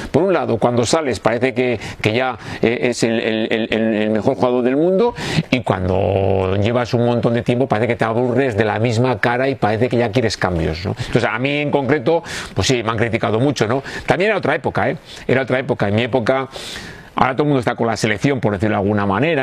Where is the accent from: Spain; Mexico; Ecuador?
Spain; Bilbao, Basque Country